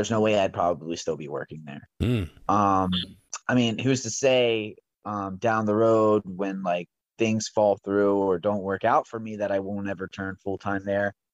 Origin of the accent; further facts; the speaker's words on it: Hummelstown, Pennsylvania, United States; born and raised. I went to Lowerdorf in high school.